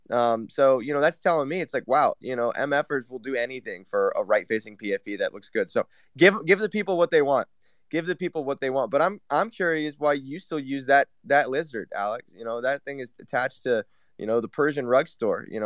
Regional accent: Taiwan; Uh, Taiwan.

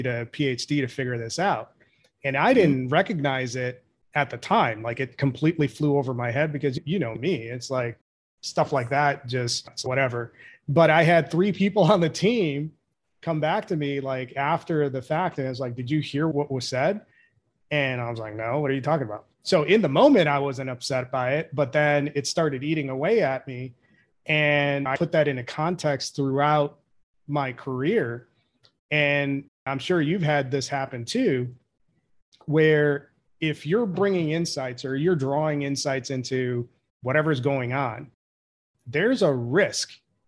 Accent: India; now in United States; I'm a first generation immigrant. I'm from India. So I came in that assimilation culture.

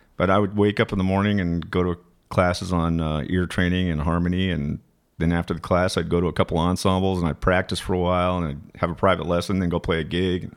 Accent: Flagstaff, Arizona, United States; moved away; also born or lived in West Virginia / Washington, D.C. / Boulder, Colorado / Boston; I grew up in Flagstaff

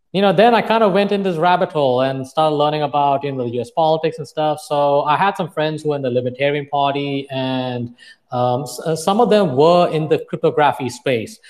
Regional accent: Dubai, United Arab Emirates; moved away as an adult; also born or lived in Plainview, Texas; I was born and brought up in Dubai. I moved from one desert in Dubai to another desert in West Texas.

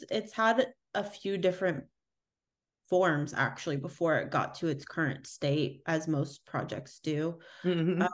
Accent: United States; I am American

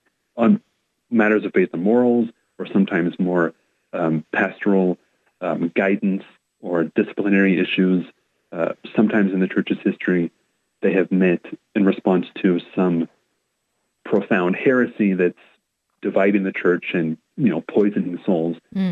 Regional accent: Portland, Oregon, United States; moved away; I grew up born and raised in the Archdiocese, couple different locations, all within the kind of Portland metro or Willamette Valley area.

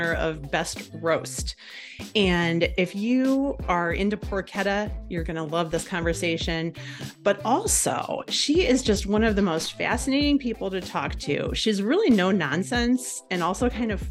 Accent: Cleveland, Ohio, United States; accent: Cleveland; My Cleveland accent

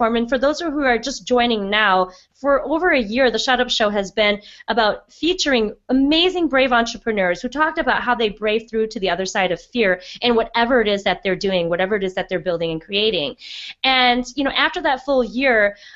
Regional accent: Midwest, United States; also born or lived in Wisconsin; We're both Midwest girls

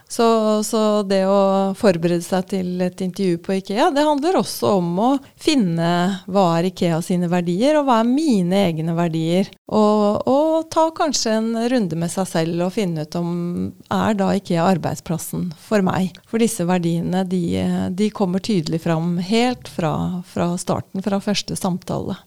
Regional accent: Moss, Østfold, Norway; accent: Østfold dialect; moved away as an adult; now in Oslo, Norway; jeg er oppvokst på mm, en gård på Jeløya utenfor Moss.

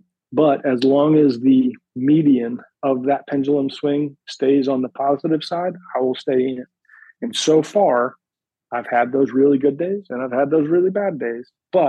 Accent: Pennsylvania, United States; born there; So I was born outside of Philadelphia, in the suburbs of Philadelphia, about 45 minutes north of the city. And I moved around quite a bit.

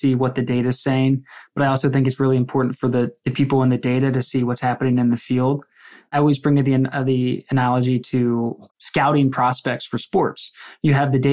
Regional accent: Philadelphia, Pennsylvania, United States; I'm from the Philadelphia area

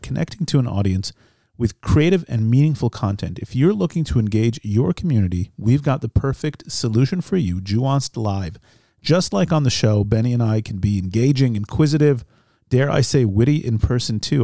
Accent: United States; born or raised there; now in Israel

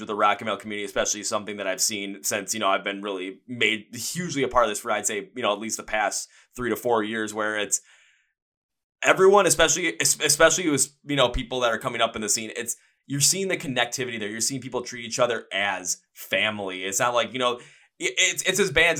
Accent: Milwaukee, Wisconsin, United States; I'm from Milwaukee

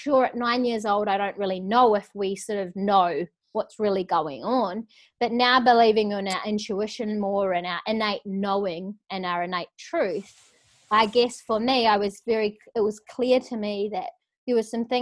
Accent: New Zealand; moved away as an adult; also born or lived in London; now in Gold Coast, Australia; I grew up in New Zealand, and I guess I don't have anything really to compare it to until I moved to London when I was 19

